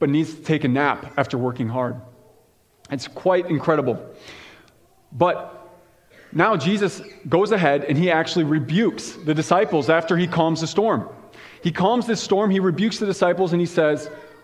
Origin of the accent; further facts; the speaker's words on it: Chicago, Illinois, United States; now in Iowa, United States; I grew up in Chicago